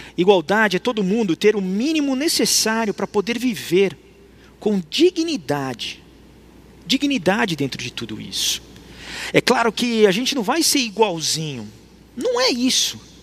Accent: Brazil; nós somos cristãos, mas nós somos brasileiros

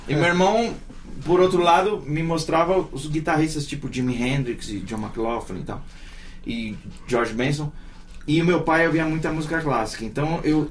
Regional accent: São Paulo, Brazil; Eu nasci na, no hospital da Cruz Azul, no Cambuci, e fui criado na Vila Santa Isabel

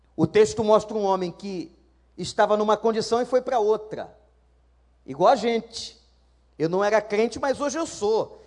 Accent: Rio de Janeiro, Brazil; Lá na Praça Seca tinham dois cinemas onde eu fui criado

